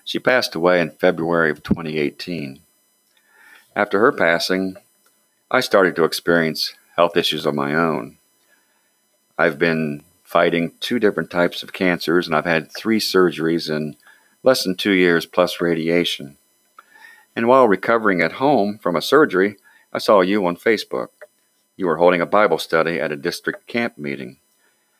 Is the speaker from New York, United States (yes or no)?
no; Waterford, Ohio, United States; also born or lived in Beverly, Ohio; I grew up in Waterford, Ohio, which is just across the river from Beverly.